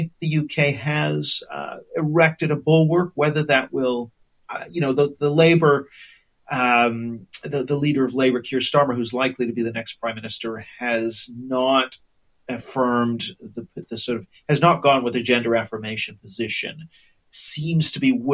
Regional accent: Canada; moved away as an adult; now in United Kingdom; now I'm Canadian

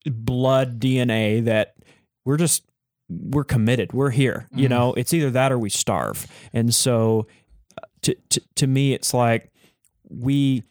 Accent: Texas, United States; because I am from Texas

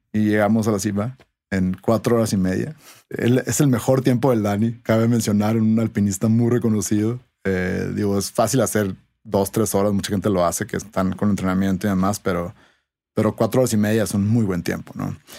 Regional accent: Sonora, Mexico; now in Mexico City, Mexico; yo soy de Sonora

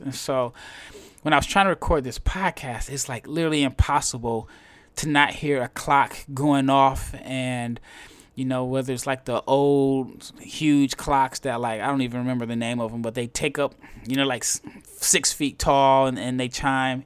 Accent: Omaha, Nebraska, United States; I am from Omaha, Nebraska

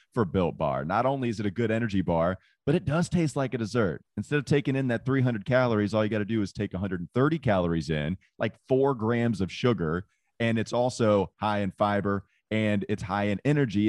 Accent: Claremont, North Carolina, United States; growing up around Hickory, Claremont, North Carolina

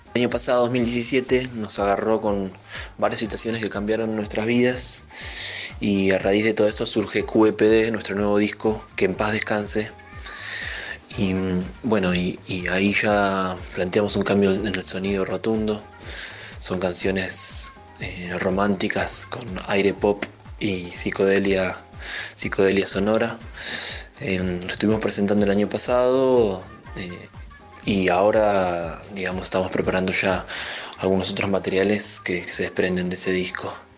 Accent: Bariloche, Río Negro, Argentina; now in La Plata, Argentina; los tres somos de Bariloche

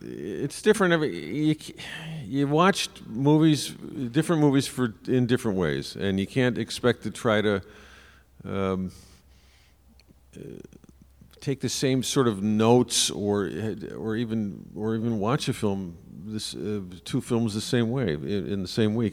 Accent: Chicago, Illinois, United States; as a Chicagoan

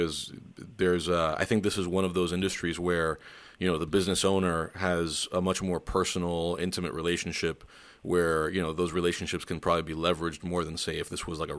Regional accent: Miami, Florida, United States; moved away; also born or lived in Wisconsin / Missouri; I'm from Miami originally, but I was in Wisconsin for a few years. And then before that I was in Missouri for 4 years.

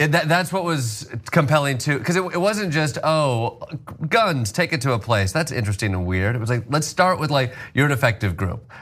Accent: Kalamazoo, Michigan, United States; moved away as an adult; also born or lived in Chicago / New York; I grew up in uh, yeah Kalamazoo, Michigan, born and raised

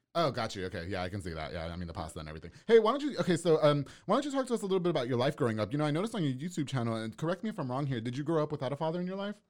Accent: Long Island, New York, United States; now in Waco, United States; I'm actually from New York. I'm from Long Island.

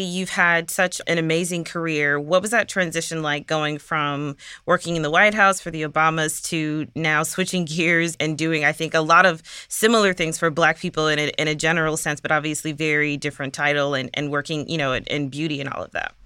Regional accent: Milwaukee, Wisconsin, United States; I'm actually from Milwaukee, so not very far

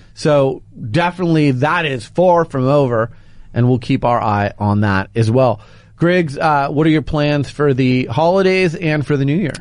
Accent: Phoenix, Arizona, United States; moved away; I'm from Phoenix

